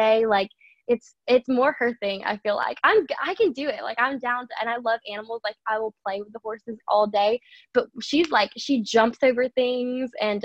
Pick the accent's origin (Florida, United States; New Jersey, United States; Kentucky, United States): Florida, United States; Fort Lauderdale; now in Nashville, United States; I grew up most of my life in Fort Lauderdale before getting the chance to move here